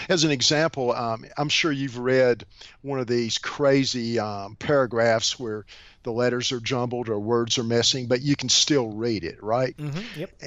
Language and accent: English; Bluefield, Virginia, United States; also born or lived in Shenandoah Valley, Virginia; born and raised in a town in um, Southwest Virginia. Bluefield, Virginia.